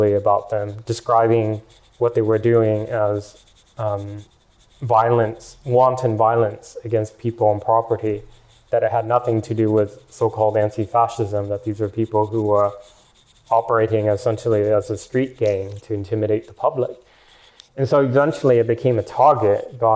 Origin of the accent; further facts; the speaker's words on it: Portland, Oregon, United States; moved away as an adult; Portland is my hometown